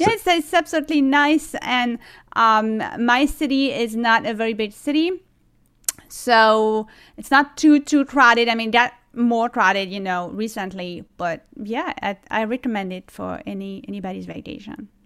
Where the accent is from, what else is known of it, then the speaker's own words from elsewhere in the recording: Toulon, Provence-Alpes-Côte d'Azur, France; English is a second language; moved away as an adult; also born or lived in Cleveland, United States; now in New York City, United States; I was born in Toulon, uh, which is a city near, um, Nice